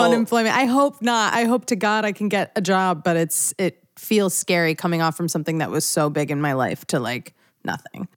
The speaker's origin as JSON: {"language": "English", "area": "outside of Philadelphia", "region": "Pennsylvania", "country": "United States", "tie": "born or raised there", "said": "I grew up outside of Philadelphia"}